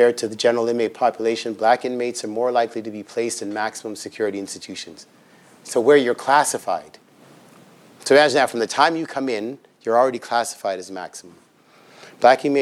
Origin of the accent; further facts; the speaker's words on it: Toronto, Ontario, Canada; also born or lived in Regent Park, Toronto / Scarborough, Toronto; I grew up in Ontario housing, so I know it's called something different now, but there is Ontario housing and Ontario housing units in Toronto